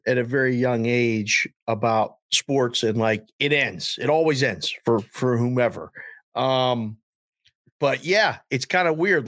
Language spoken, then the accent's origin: English; Pittsburgh, Pennsylvania, United States; moved away; I'm from Pittsburgh